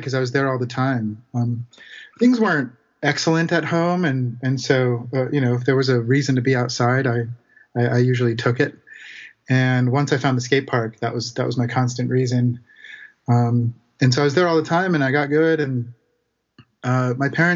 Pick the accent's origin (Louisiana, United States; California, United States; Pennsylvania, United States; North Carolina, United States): California, United States; Santa Rosa; I grew up in Santa Rosa, California, which for those of you who don't know is north of San Francisco